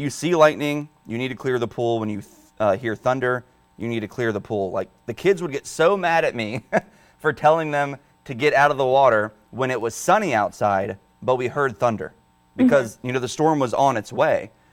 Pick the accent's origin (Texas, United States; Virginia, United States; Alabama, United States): Virginia, United States; Northern; now in Delmarva, United States; I'm from Northern Virginia